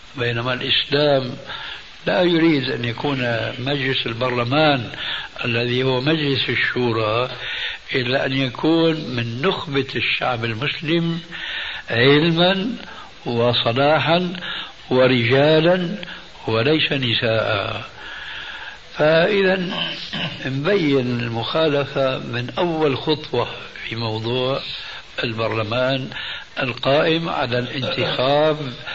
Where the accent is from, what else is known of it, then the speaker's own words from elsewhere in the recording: Syria; moved away; عندنا في سوريا